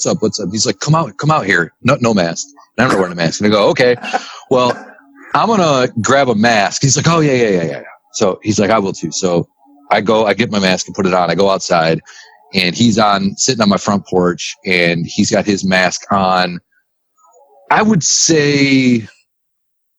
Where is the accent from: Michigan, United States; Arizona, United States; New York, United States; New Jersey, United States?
Michigan, United States; St. Clair; I'm from St. Clair